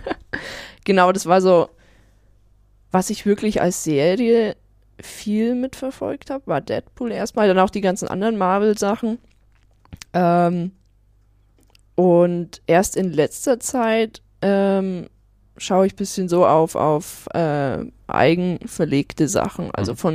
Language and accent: German; Marktredwitz, Bavaria, Germany; Ich komme äh, aus Oberfranken, aus Marktredwitz stamme ich ursprünglich alles klar.